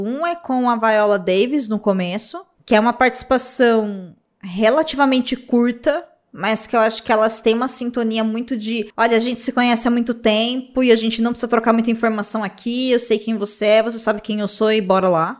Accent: Brazil; sendo brasileiro

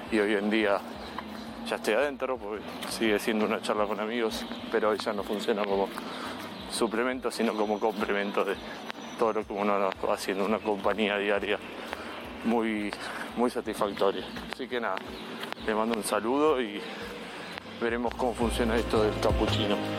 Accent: Buenos Aires, Argentina; Soy de Buenos Aires, Argentina, capital federal, para ser más preciso.

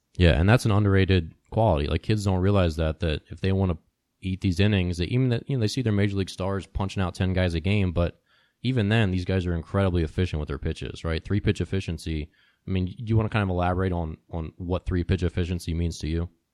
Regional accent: Maryland, United States; when I was growing up as a kid, Cal Ripken was like the local hero because I grew up in Maryland

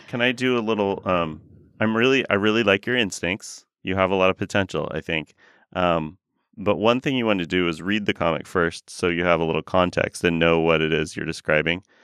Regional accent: Oregon, United States; I grew up surfing in Oregon

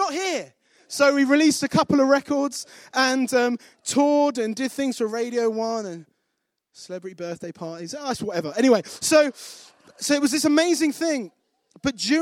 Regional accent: Kent, South East England, United Kingdom; now in Nottingham, United Kingdom; I grew up in Kent, not far from here, 50 minutes on the high speed from St. Pancras.

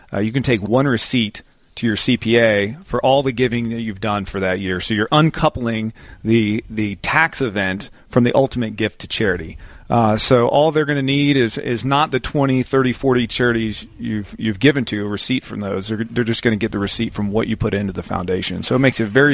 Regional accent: Zephyrhills, Florida, United States; I grew up in Zephyr Hills, kind of right up the road.

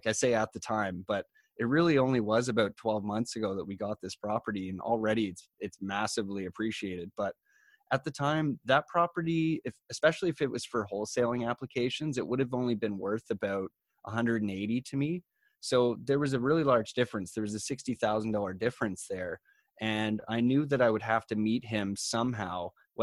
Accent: Collingwood, Ontario, Canada; I come from Collingwood, Ontario, which is kind of a tourism-oriented town where a lot of people from, say, the GTA or Toronto might travel

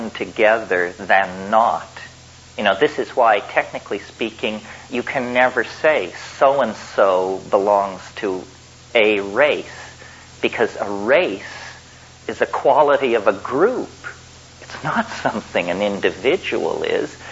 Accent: Colorado, United States; I grew up in Colorado

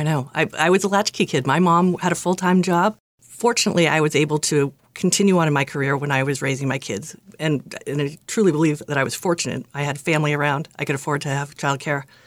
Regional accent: Acton, Massachusetts, United States; also born or lived in Lexington; I grew up in Acton, lived there my whole life. until I went away to college.

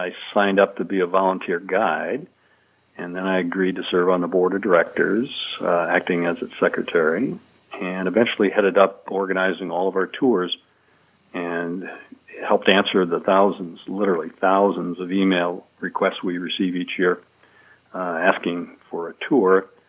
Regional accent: Iowa and Illinois, Midwest, United States; now in Oak Island, United States; I grew up in Iowa and Illinois, and we don't have a lot of lighthouses there

